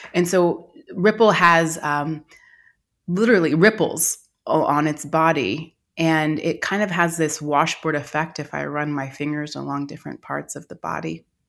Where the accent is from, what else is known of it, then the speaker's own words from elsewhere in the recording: Austin, Texas, United States; I grew up in Austin, Texas in the 80s